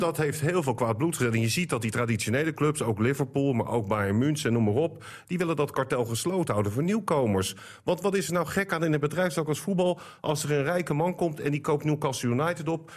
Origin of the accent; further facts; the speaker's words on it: Netherlands; als Nederlander